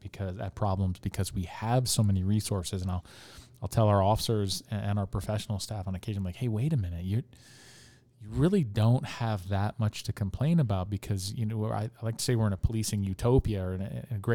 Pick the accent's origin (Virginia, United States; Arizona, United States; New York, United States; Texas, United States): Arizona, United States; the Valley; growing up in the Valley